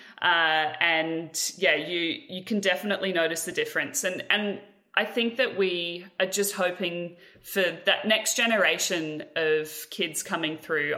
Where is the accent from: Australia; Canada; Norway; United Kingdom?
Australia; a part of being Australian